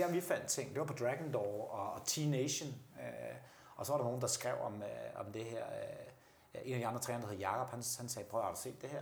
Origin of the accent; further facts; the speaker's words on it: Denmark; som danskere